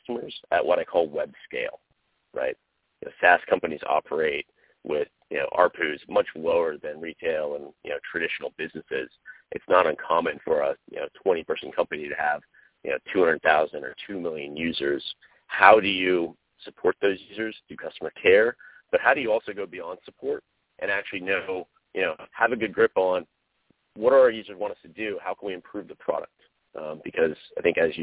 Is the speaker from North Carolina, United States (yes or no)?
yes; North Carolina, United States; moved away; I am from the East Coast, from North Carolina, which is actually where I'm talking to you from now, because it's the holidays.